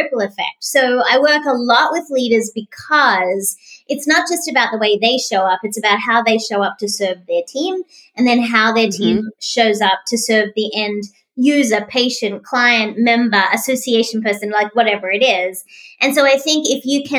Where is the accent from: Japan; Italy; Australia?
Australia; now in Tampa, United States; I'm an Australian, but I also became an American citizen